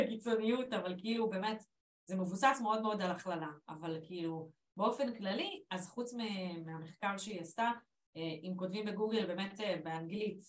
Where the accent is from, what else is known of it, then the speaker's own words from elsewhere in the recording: Israel; also born or lived in England; אנחנו בישראל